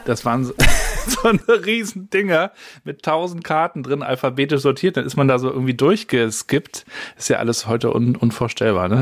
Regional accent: Rostock, Mecklenburg-Vorpommern, Germany; Ich bin ja in Rostock-Warnemünde aufgewachsen

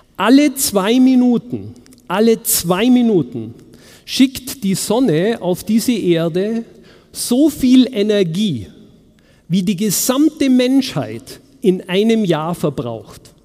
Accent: Munich, Bavaria, Germany; in München, wo ich herkomme

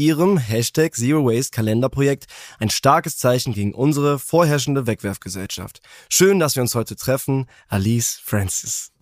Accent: Wipperfürth, North Rhine-Westphalia, Germany; now in Cologne, Germany; meine Heimatstadt Wipperführt

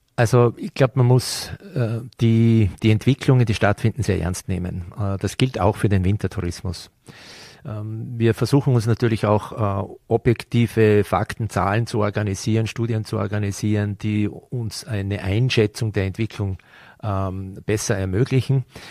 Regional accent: Vorarlberg, Austria; wenn wir hier aufgewachsen sind

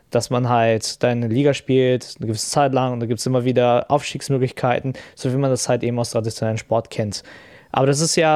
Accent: Brazil; German is a second language; now in Germany; ich komme ja auch aus Brasilien

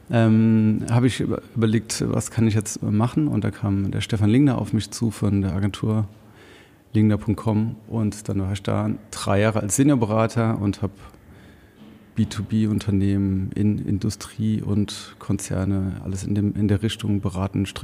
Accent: Rhineland-Palatinate, Germany; moved away as an adult; now in Heilbronn, Germany; Ich komme ursprünglich aus dem Hunsrück und ähm, bin dann da mit 19 nach Wiesbaden und kurz danach nach Frankfurt gezogen und bin dann vor elf Jahren, zwölf Jahren nach Heilbronn gekommen

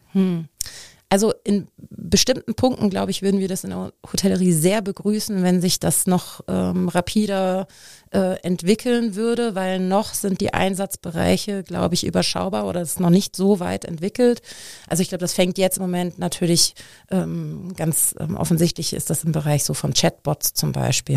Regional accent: Frankfurt, Hesse, Germany; moved away as an adult; also born or lived in Munich; now in Cologne, Germany; ich bin eigentlich gebürtige Frankfurterin, bin vor zweieinhalb Jahren äh, knapp nach Köln gekommen

